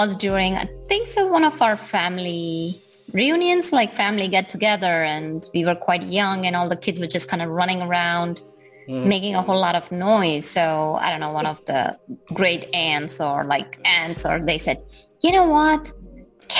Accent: Gujarat, India; born or raised there; moved away

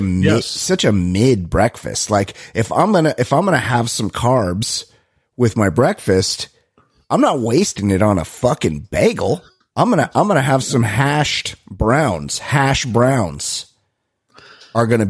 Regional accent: Costa Mesa, California, United States; I'm from Costa Mesa

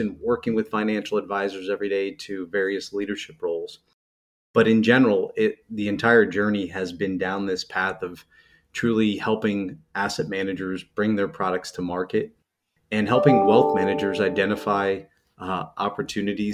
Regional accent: New Jersey, United States; also born or lived in Pennsylvania; I'm a Jersey guy. I grew up in North Jersey, outside of New York City

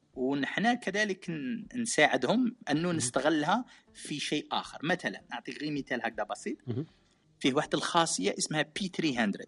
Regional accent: Algeria; moved away as an adult; now in Japan; انا من الجزائر العميقه

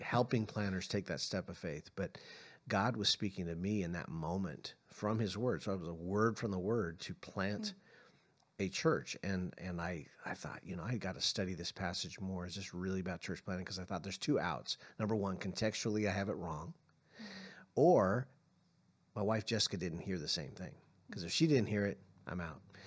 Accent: San Francisco, California, United States; also born or lived in Arizona; now in Tucson, United States; I was born in San Francisco, so I have some background of living in California as well as Arizona

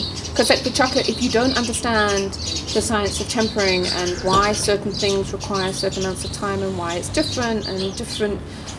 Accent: Alberton, Gauteng, South Africa; also born or lived in Johannesburg; I grew up in the South. I grew up in Alberton.

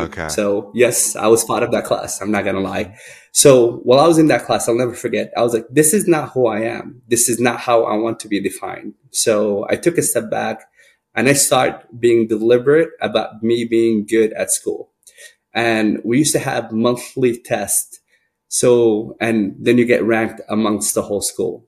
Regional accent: Sudan; now in United States; I grew up in Sudan, uh, which is northeast of northeast of Africa

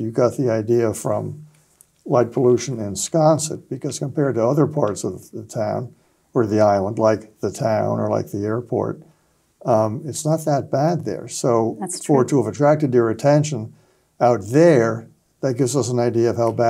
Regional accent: Cambridge, Massachusetts, United States; also born or lived in Nantucket; When I was a little boy growing up in Cambridge, Massachusetts

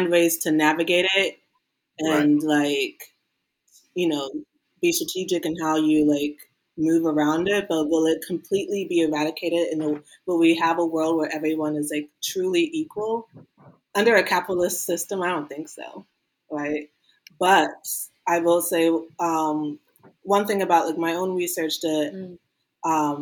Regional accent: Maryland, United States; Me growing up in Maryland

